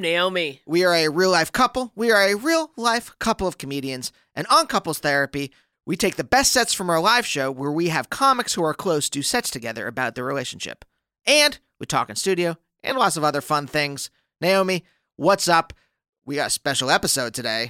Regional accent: Reading, Pennsylvania, United States; the hospital in my hometown

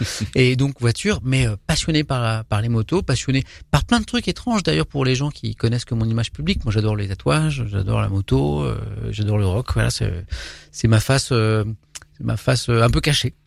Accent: Brittany, France; moved away as an adult; now in Paris, France; je suis un petit breton

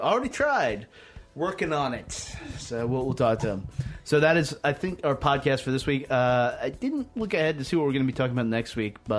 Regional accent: Southwest Virginia, United States; I'm from Southwest Virginia. I can use the term holler.

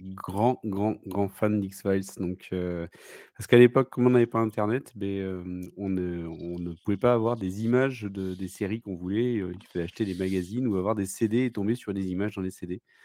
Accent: Bordeaux, Nouvelle-Aquitaine, France; Je viens de, de Bordeaux

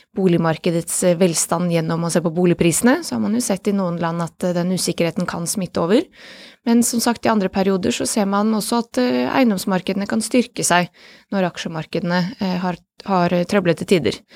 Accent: Bosnia & Herzegovina; now in Norway; mitt hjemland Bosnia.

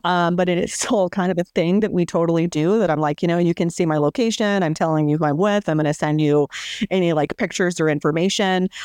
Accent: New Mexico, United States; moved away; I grew up in New Mexico

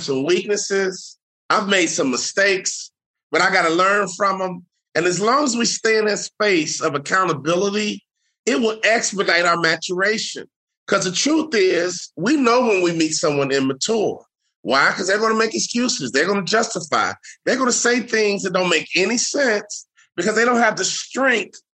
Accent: Chicago, Illinois, United States; moved away as an adult; also born or lived in Salt Lake City; I'm from Chicago

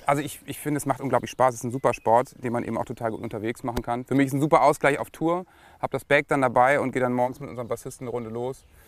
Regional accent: Lower Saxony, Germany; bei uns in Niedersachsen

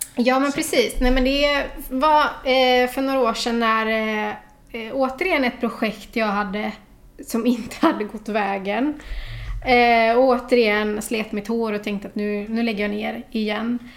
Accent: Gothenburg, Västra Götaland, Sweden; jag är från Olofstorp. Mm. Så det är knappt 20 minuter ut på landet. Där har jag vuxit upp

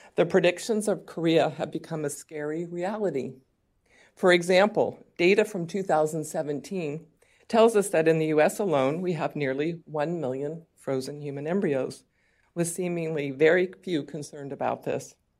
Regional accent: California, United States; California, my home state

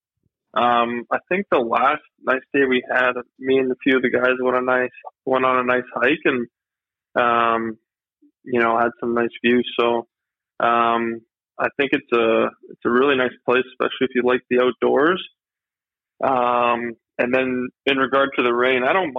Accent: Thornhill, Ontario, Canada; also born or lived in Maple, Ontario / Toronto; I grew up in Thornhill, Ontario, and then when I was about 11, we moved to Maple

